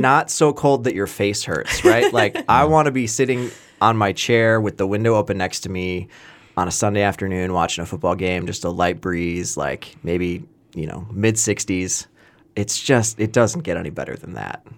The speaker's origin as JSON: {"language": "English", "region": "Wisconsin", "country": "United States", "tie": "born or raised there", "said": "I grew up in Wisconsin"}